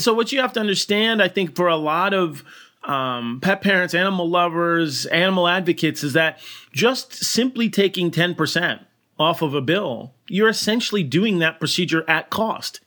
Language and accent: English; Burlington, Connecticut, United States; I grew up in Burlington, Connecticut